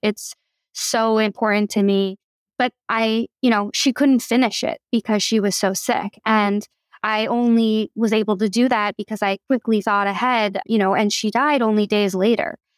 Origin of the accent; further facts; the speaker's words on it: Philadelphia, Pennsylvania, United States; moved away as an adult; also born or lived in Vermont; I was born and raised in Philly by my two moms